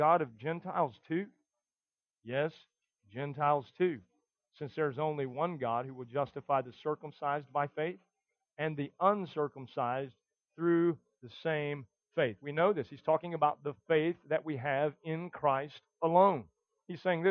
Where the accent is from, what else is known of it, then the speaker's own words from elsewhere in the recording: the South, United States; us guys in the South